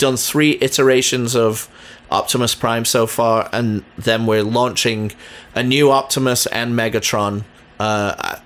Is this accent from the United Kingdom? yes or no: yes; England, United Kingdom; now in San Diego, United States; I grew up in England